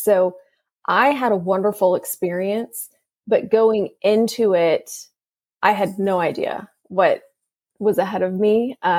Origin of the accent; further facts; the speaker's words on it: Fort Worth, Texas, United States; Fort Worth.